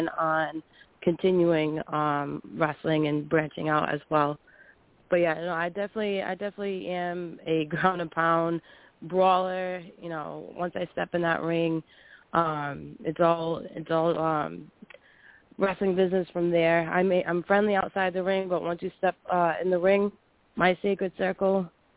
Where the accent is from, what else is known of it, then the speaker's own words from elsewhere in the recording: Rhode Island, United States; I am actually from Rhode Island, from the East Coast